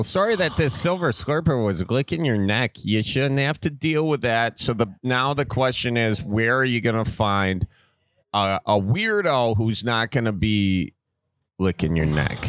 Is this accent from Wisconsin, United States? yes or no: yes; Milwaukee, Wisconsin, United States; I'm from Milwaukee